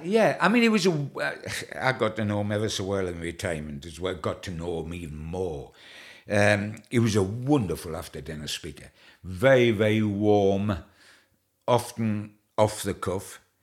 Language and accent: English; England, United Kingdom; not only being an Englishman